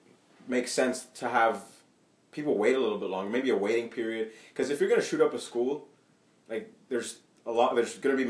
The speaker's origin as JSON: {"language": "English", "country": "Ethiopia", "moved": "yes", "said": "I come from Ethiopia originally"}